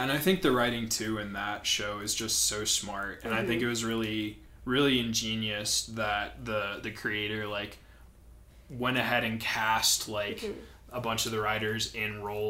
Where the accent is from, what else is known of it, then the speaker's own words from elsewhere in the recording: St. Louis, Missouri, United States; moved away as an adult; also born or lived in Cincinnati, Ohio; now in Denver, United States; So I grew up in St. Louis. I went to school in Cincinnati, Ohio. And then my plan was either to stay in Cincinnati or to go back to St. Louis. I ended up going back to St. Louis after finishing school.